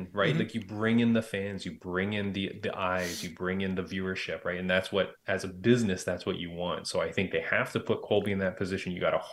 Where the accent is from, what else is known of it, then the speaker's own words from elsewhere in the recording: Canada; also born or lived in Toronto, Canada; Like, I think I'm Canadian, mind you. So I'm out in Toronto, Canada